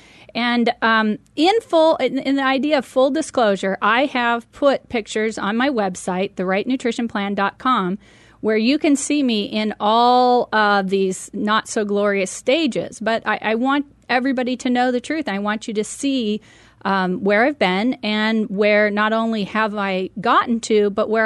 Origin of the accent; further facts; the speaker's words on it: Medford, Oregon, United States; moved away as an adult; I had the opportunity to purchase a 7-Eleven convenience store back in my hometown of Medford, Oregon. And so I moved back